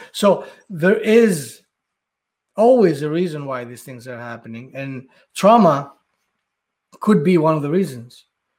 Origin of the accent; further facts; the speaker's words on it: Athens, Attica, Greece; when I was living, growing up in Athens